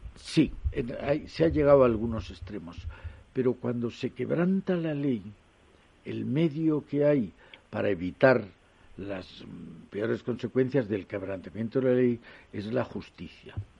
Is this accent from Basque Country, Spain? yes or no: no; Jaén, Andalusia, Spain; yo que soy de Jaén